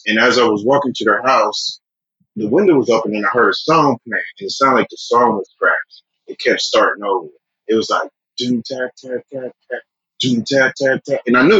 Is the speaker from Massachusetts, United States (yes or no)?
no; Columbus, Ohio, United States; also born or lived in Virginia; Yeah, I was born in Virginia. I grew up in Columbus, Ohio.